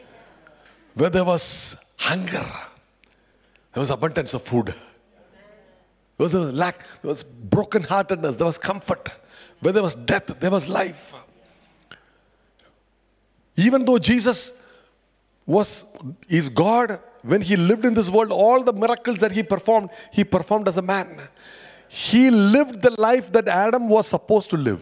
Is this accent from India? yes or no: yes; India; moved away as an adult; I come from India, pretty obvious looking at me